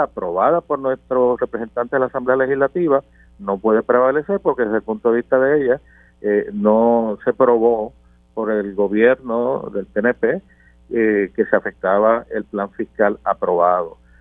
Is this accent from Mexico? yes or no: no; Puerto Rico; como puertorriqueño y como cristiano